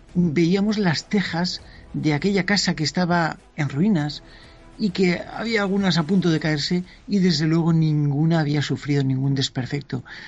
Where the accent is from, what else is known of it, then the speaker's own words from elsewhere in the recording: San Vicente del Raspeig, Valencian Community, Spain; mi pueblo, que era San Vicente del Raspet